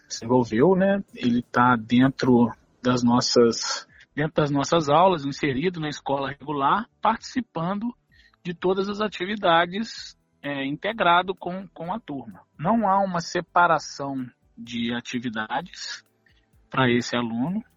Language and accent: Portuguese; Além Paraíba, Minas Gerais, Brazil; Sou da cidade de Além Paraíba